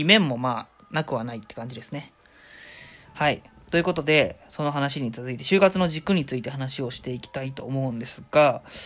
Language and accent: Japanese; Shizuoka, Japan; moved away as an adult; now in Oita, Japan; 静岡出身で、あのー、今大学が大分にある